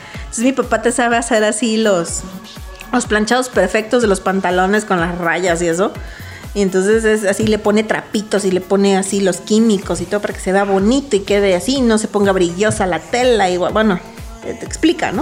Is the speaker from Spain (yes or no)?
no; Mexico; Como buen mexicano